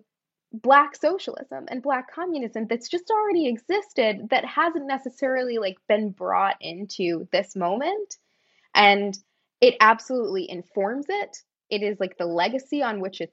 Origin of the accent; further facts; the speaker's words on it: Maine, United States; moved away; I'm from Maine. And when I grew up there, I was like one of, I don't know, like 17 black people in Maine.